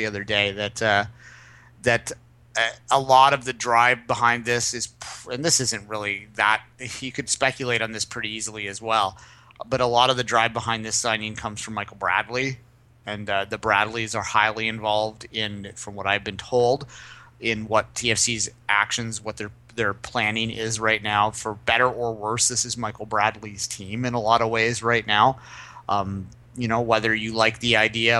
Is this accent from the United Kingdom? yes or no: no; Canada; as a Canadian.